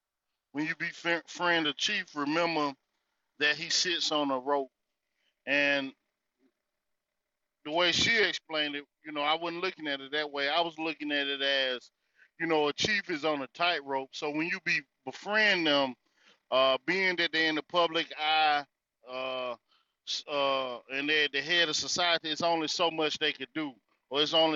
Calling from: North Carolina, United States; This is … coming out of the North Carolina territory, man.

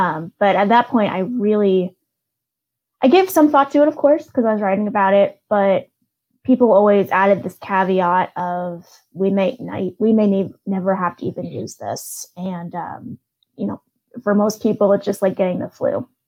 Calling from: Seattle, Washington, United States; Yeah, I'm calling from Seattle, where I live

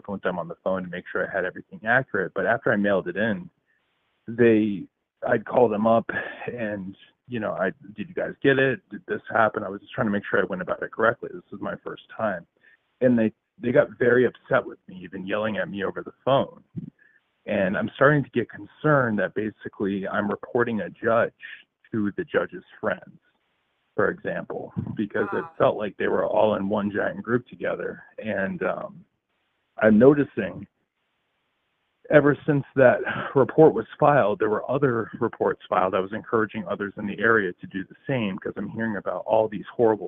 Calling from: New Hampshire, United States; I'm actually calling from New Hampshire.

